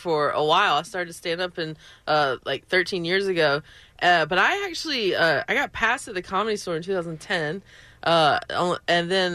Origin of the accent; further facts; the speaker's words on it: Belmont, North Carolina, United States; moved away; I am from Belmont and in North Carolina